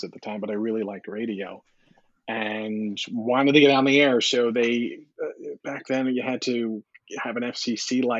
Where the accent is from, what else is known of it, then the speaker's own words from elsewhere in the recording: Long Island, New York, United States; my guidance counselor on Long Island